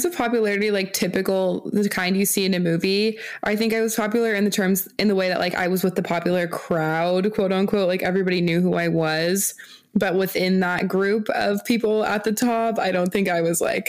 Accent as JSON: {"language": "English", "town": "Newport", "region": "Washington", "country": "United States", "tie": "born or raised there", "said": "Shanty Boutique is located in Newport, Washington, which is my hometown"}